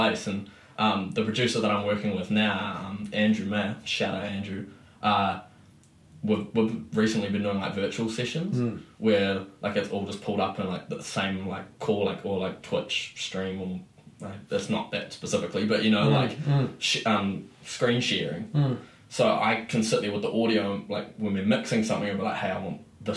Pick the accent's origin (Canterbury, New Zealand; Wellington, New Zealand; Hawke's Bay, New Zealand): Canterbury, New Zealand; Christchurch; also born or lived in Auckland; I moved back to Christchurch from Auckland